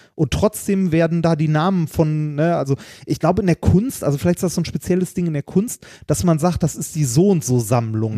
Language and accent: German; Essen, North Rhine-Westphalia, Germany; in meine alte Heimat zurückkomme, mhm. ne, nach Essen, in den Stadtteil, wo ich aufgewachsen bin